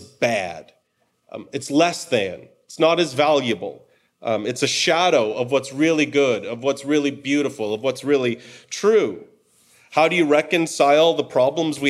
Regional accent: Cleveland, Ohio, United States; also born or lived in Detroit, Michigan; we moved from Detroit, where I'd grown up, to Cleveland

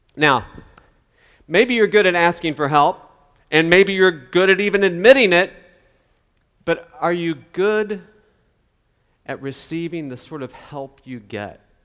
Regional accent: West Virginia, United States; I'm from West Virginia

